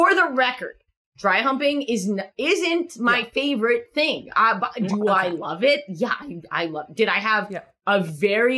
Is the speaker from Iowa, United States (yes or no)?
no; New York, United States; I'm from New York